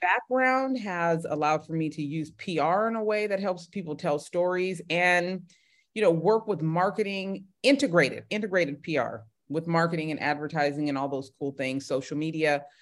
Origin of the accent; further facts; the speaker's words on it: Bay Area, California, United States; also born or lived in Los Angeles, United States / Grambling, Louisiana, United States; I'm from the Bay Area